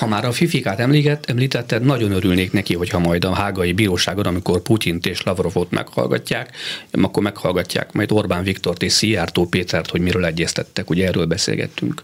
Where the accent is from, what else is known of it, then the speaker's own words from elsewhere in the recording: Hungary; mint magyar állampolgár